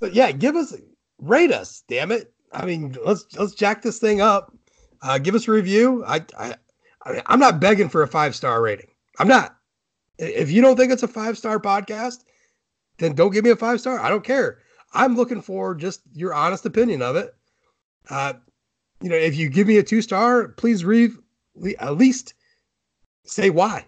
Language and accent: English; Ohio, United States; I'm from Ohio